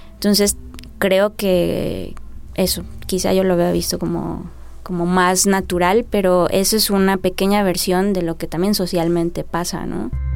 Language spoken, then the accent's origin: Spanish; Mexico; soy escritora mexicana, nacida en 1984